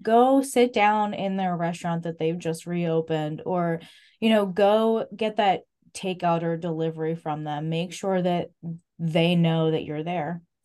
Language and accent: English; Clifton, United States; I grew up in Clifton